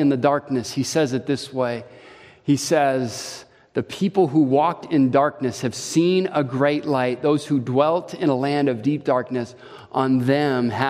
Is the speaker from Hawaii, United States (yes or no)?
yes; Hawaii, United States; now in Wisconsin, United States; my childhood growing up in Hawaii